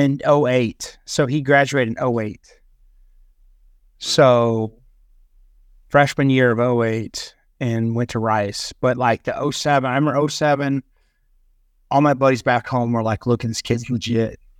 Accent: Texas, United States; I'm from Texas

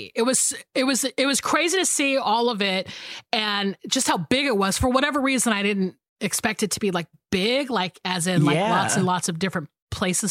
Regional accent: the South, Georgia, United States; now in Los Angeles, United States; I grew up in the South where, you know, we don't really have earthquakes in the South, even though there has been earthquakes in Georgia that I've felt

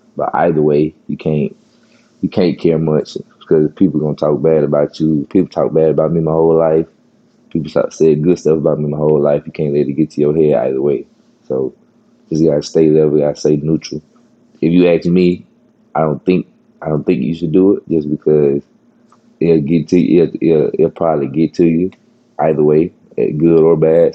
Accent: Horn Lake, Mississippi, United States; I grew up in Horn Lake

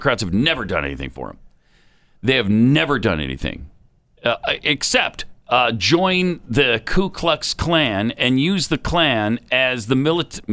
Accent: Helena, Montana, United States; the mean streets in my hometown

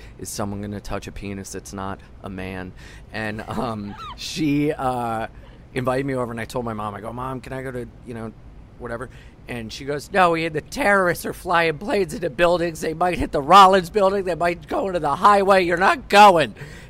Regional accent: Wilmington, Delaware, United States; moved away as an adult; now in New York, United States; I was from Wilmington, Delaware

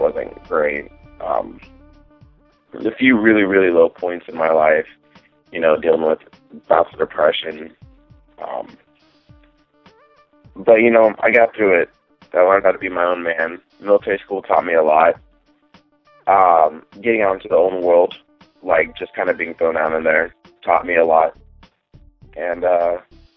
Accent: Texas, United States

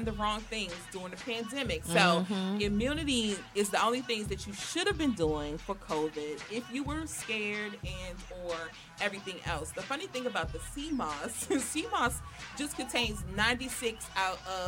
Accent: Washington, District of Columbia, United States; They know I'm from Southeast

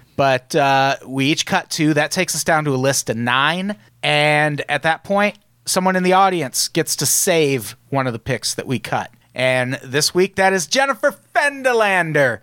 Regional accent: Peoria, Illinois, United States; I grew up in Peoria

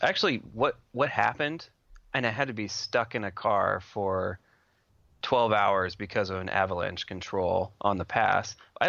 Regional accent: Washington, United States; These two work really well together, especially since I'm from Washington.

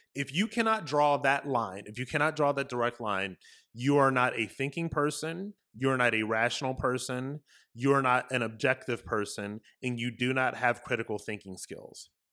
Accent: United States; also born or lived in Florida; as an American, as somebody living in Florida

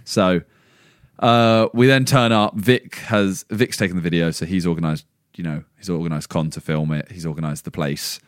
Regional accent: England, United Kingdom; we are all English

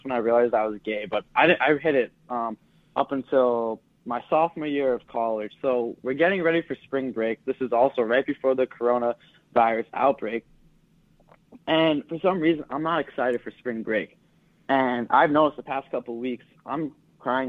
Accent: Massachusetts, United States; I'm from Massachusetts

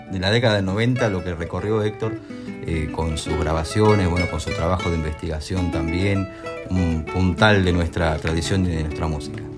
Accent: Alejandro Korn, Buenos Aires, Argentina; voy a estar en mi pueblo, en Alejandro Cor

